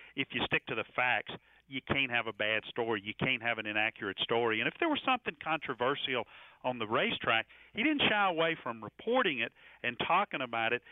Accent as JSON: {"language": "English", "town": "Concord", "region": "North Carolina", "country": "United States", "tie": "born or raised there", "said": "growing up in Concord, North Carolina, right next to Charlotte"}